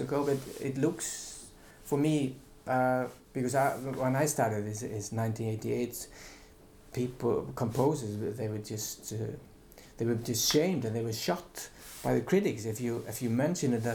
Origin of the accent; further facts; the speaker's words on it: Iceland; also born or lived in Finland / Utrecht, Netherlands; I'm from Iceland